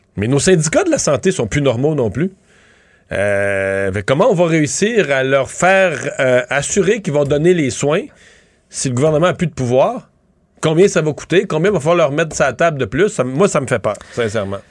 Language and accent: French; Rivière-du-Loup, Quebec, Canada; moved away as an adult; also born or lived in Montreal; je viens de Rivière-du-Loup